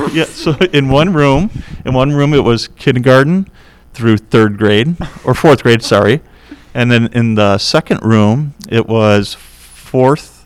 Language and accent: English; Bee, Nebraska, United States; also born or lived in Elmhurst, Illinois; I was born in Elmhurst, so near here. But at 6 months old, we moved to Nebraska.